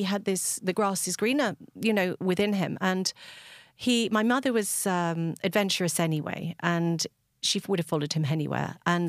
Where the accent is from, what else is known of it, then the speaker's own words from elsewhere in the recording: England, United Kingdom; now in West Cork, Ireland; you could probably hear by my accent, I don't sound totally as if I come from West Cork. And so we came from England on a boat, and my parents basically rocked up.